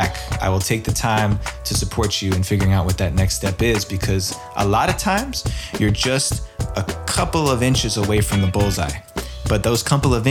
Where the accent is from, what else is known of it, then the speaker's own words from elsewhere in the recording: East Coast outside of New York City, United States; I grew up on the East Coast outside of New York City